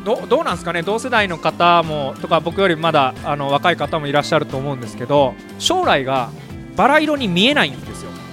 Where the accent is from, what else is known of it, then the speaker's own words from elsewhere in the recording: Okayama, Japan; 岡山生まれ岡山に今住んでおります